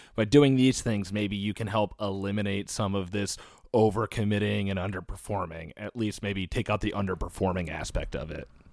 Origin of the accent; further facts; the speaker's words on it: United States; proud of being American